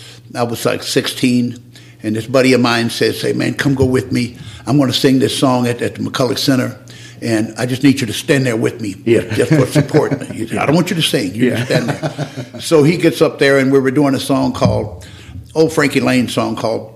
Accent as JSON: {"language": "English", "region": "Arkansas", "country": "United States", "tie": "born or raised there", "said": "And that was a humble beginning. Yeah. but you know, that was Arkansas."}